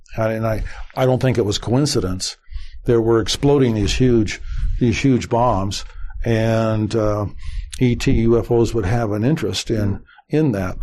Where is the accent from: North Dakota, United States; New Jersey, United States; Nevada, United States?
Nevada, United States; Las Vegas; I was born there, and you know at that time there might have been twenty some thousand, maybe twenty five thousand. I was blessed to be uh, to be uh, growing up in that environment.